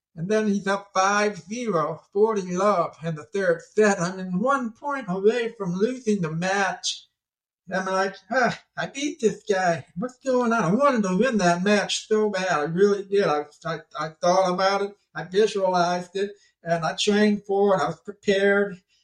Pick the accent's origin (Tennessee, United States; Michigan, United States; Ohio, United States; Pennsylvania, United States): Ohio, United States; Toledo; also born or lived in Savannah, Ohio; I'm from Ohio myself. I grew up in Toledo, Ohio.